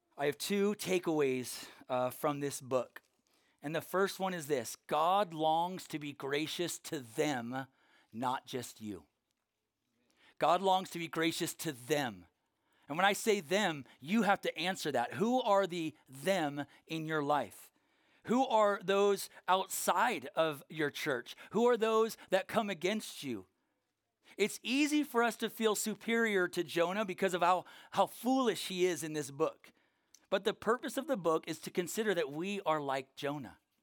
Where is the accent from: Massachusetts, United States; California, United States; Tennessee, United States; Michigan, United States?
California, United States; Norco; from Norco, California. We have horse trails there, not sidewalks